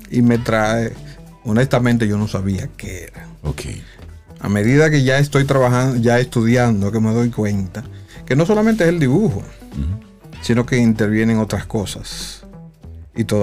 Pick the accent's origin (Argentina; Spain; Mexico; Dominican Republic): Dominican Republic; San Juan de la Maguana, San Juan; moved away; also born or lived in Santo Domingo; Yo soy oriundo de San Juan de la Maguana.